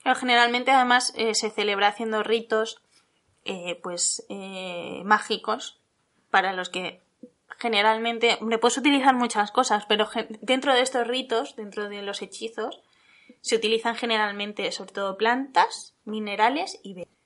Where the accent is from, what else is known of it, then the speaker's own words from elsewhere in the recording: Salamanca, Castile and León, Spain; cerca de mi pueblo, Salamanca